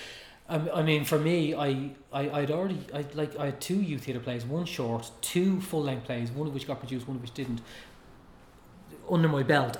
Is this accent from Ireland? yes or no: yes; Tallaght, Leinster, Ireland; growing up in Talla, where we had English channels.